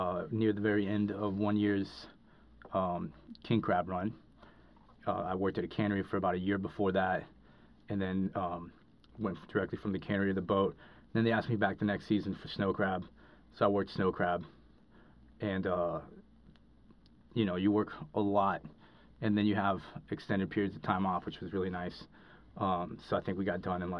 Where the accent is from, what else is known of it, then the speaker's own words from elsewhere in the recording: Cali, Valle del Cauca, Colombia; moved away; when I grew up in Colombia, I grew up in, lived in the city of Cali in Colombia